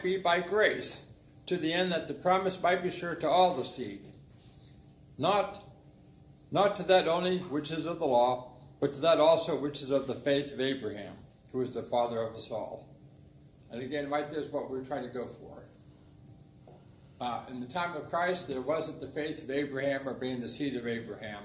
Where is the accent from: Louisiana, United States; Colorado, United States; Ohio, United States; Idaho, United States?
Ohio, United States; I'm from Ohio